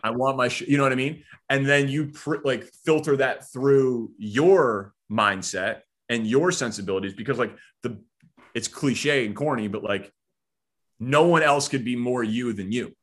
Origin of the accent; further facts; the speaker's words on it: Glencoe, Illinois, United States; I grew up in Glencoe